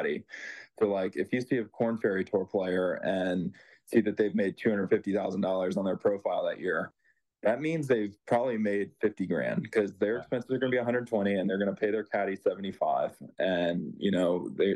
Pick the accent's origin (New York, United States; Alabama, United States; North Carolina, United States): North Carolina, United States; Chapel Hill; I grew up in Chapel Hill